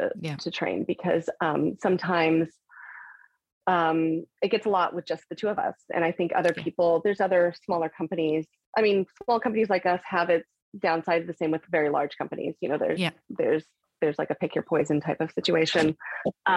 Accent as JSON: {"language": "English", "region": "California", "country": "United States", "said": "I'm from California"}